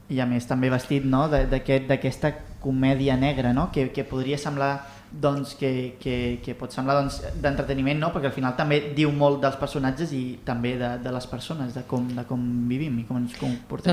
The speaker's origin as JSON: {"language": "Catalan", "town": "Reus", "region": "Catalonia", "country": "Spain", "said": "Jo sóc molt de Reus"}